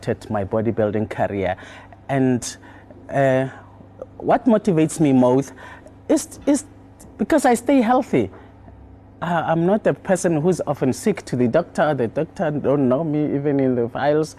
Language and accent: English; Tembisa, Gauteng, South Africa; also born or lived in Edenvale; I was born in Edenvale in 1963. And then we moved from Edenvale to Tembisa. I've been when I was like 2-3 years old, and I've been here for since ever